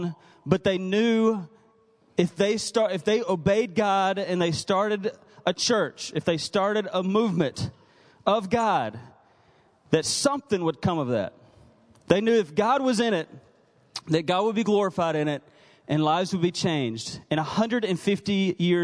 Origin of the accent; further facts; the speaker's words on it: Mississippi, United States; also born or lived in North Carolina / Texas; now in Woodburn, United States; I'm from Mississippi originally.